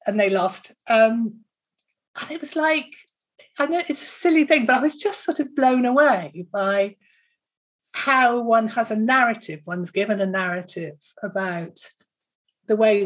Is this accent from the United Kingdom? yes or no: yes; Bristol, South West England, United Kingdom; I come from Bristol